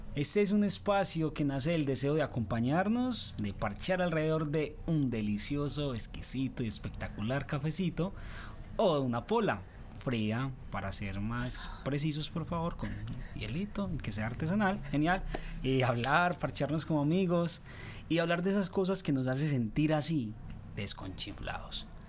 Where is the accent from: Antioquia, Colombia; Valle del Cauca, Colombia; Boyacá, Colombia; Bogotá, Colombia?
Antioquia, Colombia; Urrao; Soy de Urrao